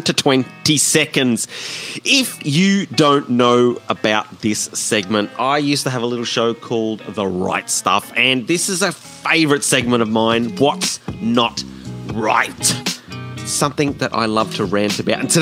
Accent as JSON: {"language": "English", "town": "Brisbane", "region": "Queensland", "country": "Australia", "tie": "born or raised there", "also_born_or_lived": "Tasmania", "moved": "yes", "lives_now": "Hobart, Australia", "said": "I was born and raised in Brisbane, moved to Tassie, Tassie"}